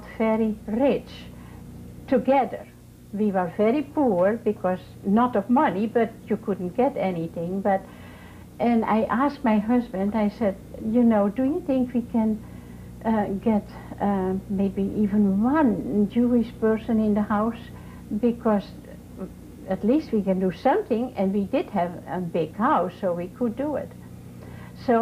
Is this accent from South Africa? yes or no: no; Netherlands; moved away as an adult; now in Vandalia, Ohio, United States; I was born in Holland, and in 1940 I was married